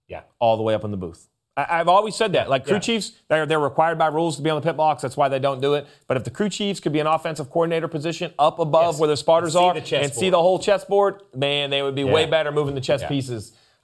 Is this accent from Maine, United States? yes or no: yes; Maine, United States; moved away; today we're heading to my home state, everyone, the state of Maine